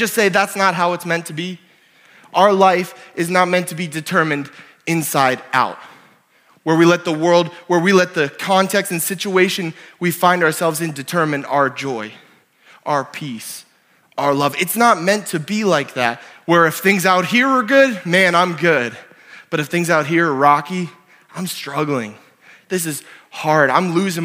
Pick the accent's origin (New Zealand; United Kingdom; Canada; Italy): Canada; also born or lived in Ontario / New Brunswick / Oklahoma / South Dakota; now in Sioux Falls, United States; I'm Canadian